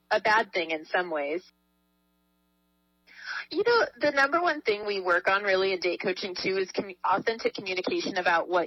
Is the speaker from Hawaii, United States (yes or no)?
no; Southern California, United States; I grew up in Southern California